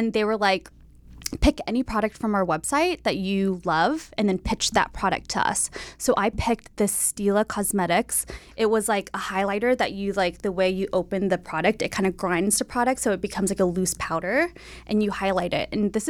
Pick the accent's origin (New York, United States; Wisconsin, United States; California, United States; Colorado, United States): California, United States; Bay Area; also born or lived in San Diego; Yes, I'm from the Bay Area.